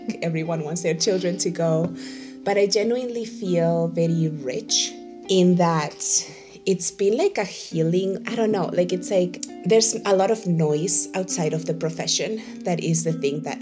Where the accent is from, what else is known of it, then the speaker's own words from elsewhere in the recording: Spain; moved away as an adult; also born or lived in Venezuela / Maracaibo, Venezuela; now in Boston, United States; So I'm originally from Venezuela, and I was raised a big part of my life in Spain.